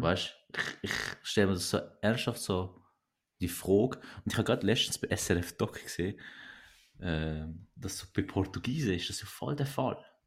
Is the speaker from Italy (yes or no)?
no; Switzerland; also born or lived in Turkey; ich bin zwar nicht hier geboren, aber ich bin drei gewesen